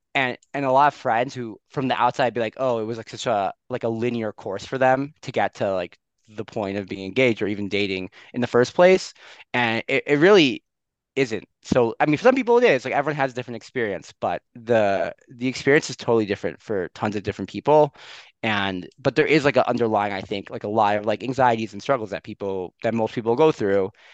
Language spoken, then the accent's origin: English; Skokie, Illinois, United States; moved away as an adult; also born or lived in Maryland / New York; now in Jerusalem, Israel; I'm originally from uh, Skokie, a suburb of Chicago.